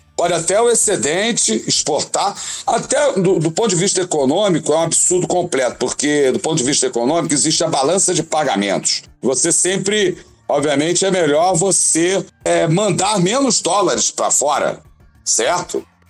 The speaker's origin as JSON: {"language": "Portuguese", "region": "Rio de Janeiro", "country": "Brazil", "tie": "born or raised there", "moved": "yes", "said": "eu sou carioca, eu tenho moral para falar. Sou cara, fui da bateria do Pérez esse ano, 25 anos. Sou carioca da gema geral"}